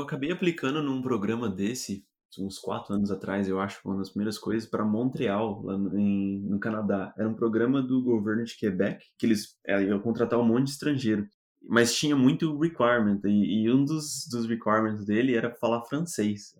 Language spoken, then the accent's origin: Portuguese; Brazil; moved away as an adult; now in Netherlands; como brasileiro